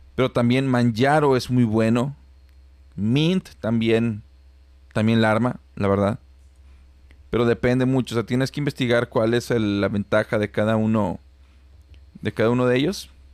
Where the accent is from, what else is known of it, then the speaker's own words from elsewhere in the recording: Celaya, Guanajuato, Mexico; now in Monterrey, Mexico; yo soy de Celaya, Guanajuato